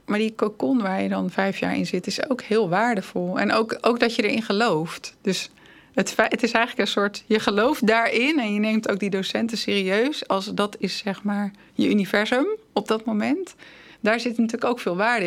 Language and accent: Dutch; Netherlands; En ik dan als Nederlandse